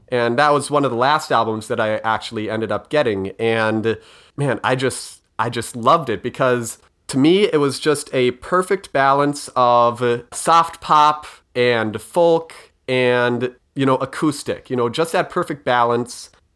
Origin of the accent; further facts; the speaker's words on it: Minnesota, United States; I'm Minnesotan